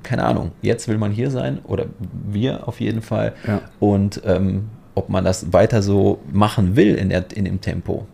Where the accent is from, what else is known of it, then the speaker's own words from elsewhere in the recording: Poland; also born or lived in Germany; now in Dubai, United Arab Emirates; ich komme auch aus Polen und ich kam nach Deutschland